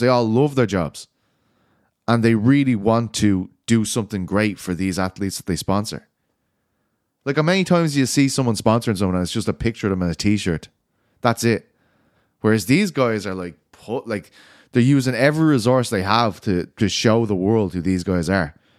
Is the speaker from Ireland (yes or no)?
yes; Ireland; I'm Irish